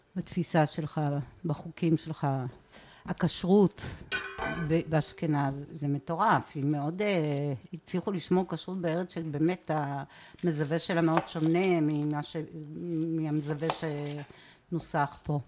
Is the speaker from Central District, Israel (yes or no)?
no; Ma'ale HaHamisha, Jerusalem District, Israel; moved away as an adult; also born or lived in Tel Aviv; now in Bat Galim, Israel; מעלה החמישה היא בין אבו גוש לקטנה